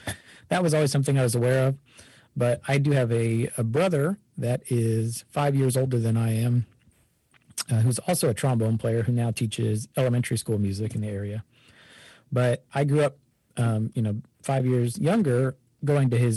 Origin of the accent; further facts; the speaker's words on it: Kansas City, Missouri, United States; also born or lived in Chicago, Illinois; my family moved to Kansas City when I was young, started playing trombone in fifth grade, and went through public school band and jazz band